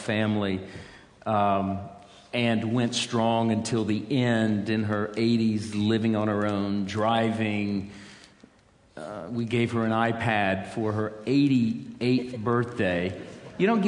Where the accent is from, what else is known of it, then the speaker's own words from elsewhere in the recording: United States; some of us came over from America